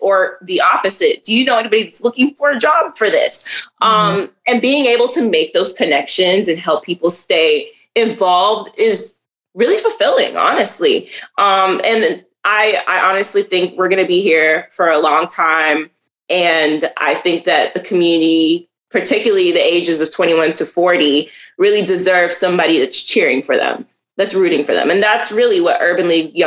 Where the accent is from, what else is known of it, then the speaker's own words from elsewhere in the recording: New York City, New York, United States; now in Florida, United States; I'm from Brooklyn, New York